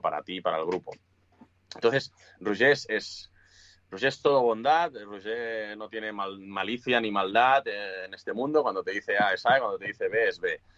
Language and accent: Spanish; Sabadell, Catalonia, Spain; somos como pesados los de Sabadell